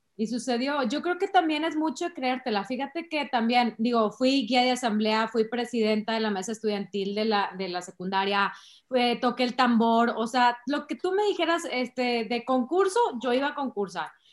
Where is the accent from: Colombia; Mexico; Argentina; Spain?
Mexico; San Pedro Garza García, Nuevo León; also born or lived in Carretera Nacional, Monterrey; yo toda la vida crecí en San Pedro